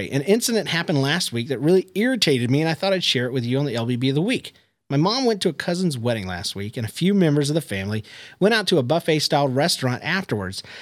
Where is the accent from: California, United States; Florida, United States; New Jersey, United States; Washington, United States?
Florida, United States; Palm Harbor; I'm from Palm Harbor, Florida.